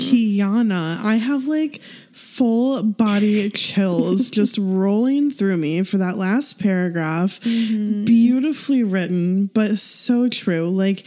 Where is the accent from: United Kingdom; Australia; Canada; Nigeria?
United Kingdom; England; also born or lived in Portugal; I'm Portuguese because I was born there and I identify with my country, but I'm also English because I grew up in England.